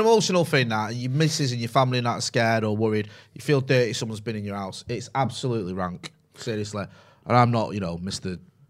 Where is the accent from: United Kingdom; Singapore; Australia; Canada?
United Kingdom; Partington, North West England; also born or lived in Sale; I just lived in Sale. Not there's anything. I grew up in Partington